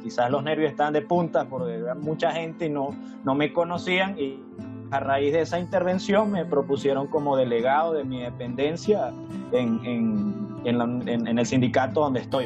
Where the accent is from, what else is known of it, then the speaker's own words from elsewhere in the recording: Mérida, Venezuela; de Venezuela, de Mérida específicamente, de los Andes venezolanos